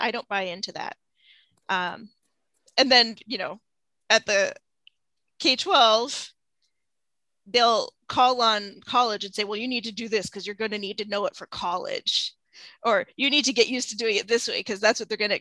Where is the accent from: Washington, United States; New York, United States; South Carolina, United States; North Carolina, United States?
Washington, United States; a southern suburb of Seattle; moved away as an adult; now in Central Illinois, United States; I'm from the Seattle area. I'm from a southern suburb of Seattle.